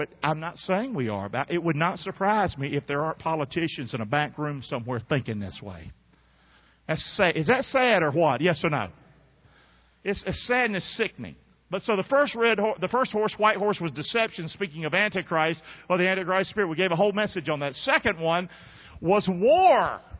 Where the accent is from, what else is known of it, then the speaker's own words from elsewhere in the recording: Rockingham, North Carolina, United States; moved away; I'm from North Carolina. I grew up 40 miles from Fort Bragg. I still have a home over that way.